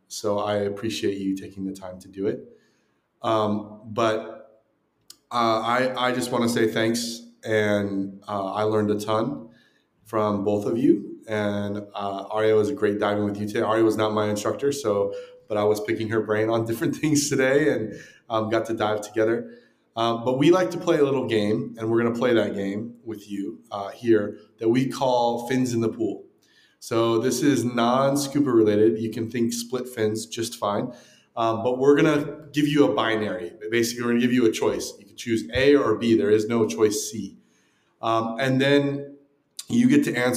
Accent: Southern California, United States; moved away; also born or lived in Texas; I grew up in Southern California.

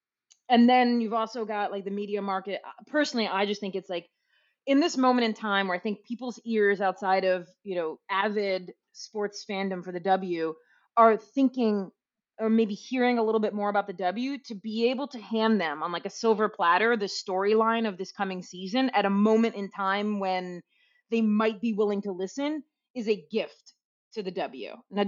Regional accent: Albany, New York, United States; I'm from Albany.

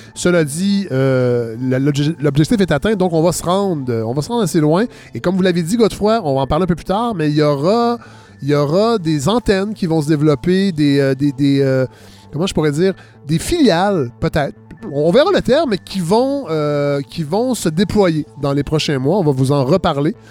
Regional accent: Saint-Hyacinthe area, Quebec, Canada; tout près de Saint-Hyacinthe, euh, idéalement, j'aimerais bien ça. Moi, ma région natale

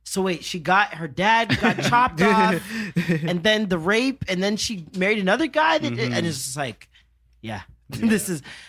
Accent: Jamaica; Mobay, St. Elizabeth. Portmore, like all over the place.

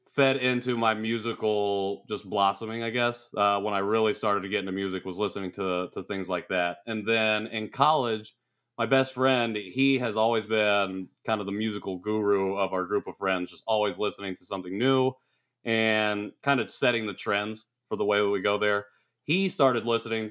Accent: Rensselaer, Indiana, United States; moved away as an adult; also born or lived in Seoul, South Korea / San Diego; so I was born in Seoul uh, in March 1990 adopted in June 1990 and uh, ended up with my family in Rensselaer, Indiana

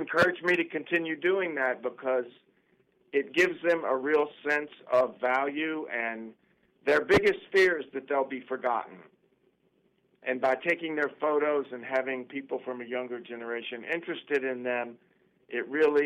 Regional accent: Chattanooga, Tennessee, United States; moved away; also born or lived in New York; my hometown in Chattanooga

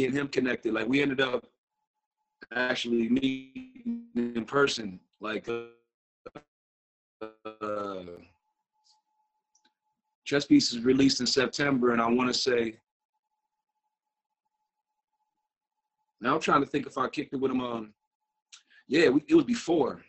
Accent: Port Huron, Michigan, United States; now in near Detroit, United States; I'm from Michigan, man. I grew up in a place called Port Huron, Michigan

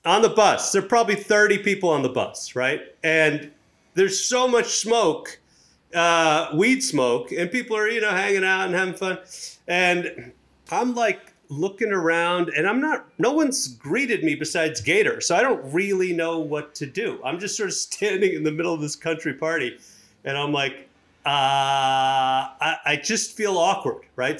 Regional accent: Chennai, Tamil Nadu, India; moved away; I'm from, uh, Madras, which is in South India

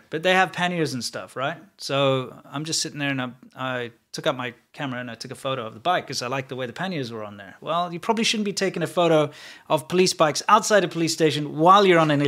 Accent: South Africa; being a South African

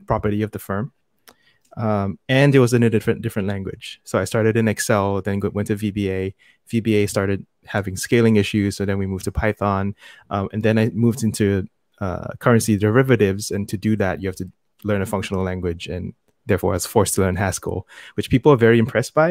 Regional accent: Singapore; also born or lived in United States; I am born and raised in Singapore, where I am right now

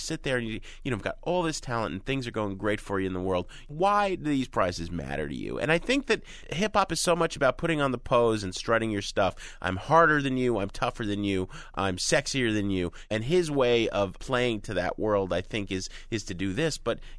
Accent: Chicago, Illinois, United States; you and I are both fans, Greg, and it's not because we're from Chicago.

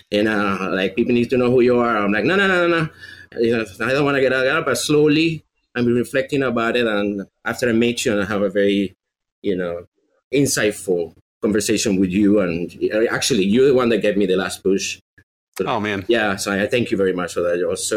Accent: Venezuela; accent: Venezuelan; English is a second language; But every time I say that I'm from Venezuela, they hear Minnesota with this accent.

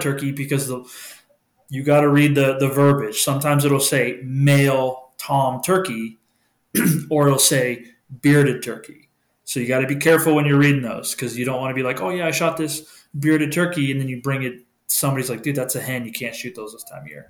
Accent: New England, United States; moved away; growing up in New England

